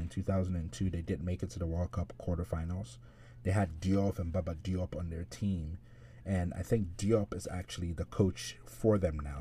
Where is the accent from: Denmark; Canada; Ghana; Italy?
Ghana; I'm, I'm Ghanaian